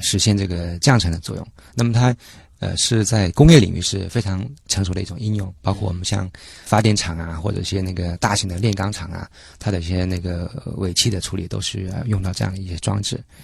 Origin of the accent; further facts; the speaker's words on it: Guangdong, China; moved away; 我老家那边就是属于广东，在沿海那边